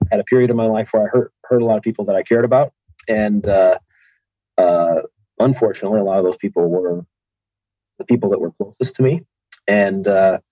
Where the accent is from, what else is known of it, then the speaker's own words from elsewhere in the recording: Kalamazoo / Grand Rapids, Southwest Michigan, United States; also born or lived in Mesa, Arizona; And then we moved back to Michigan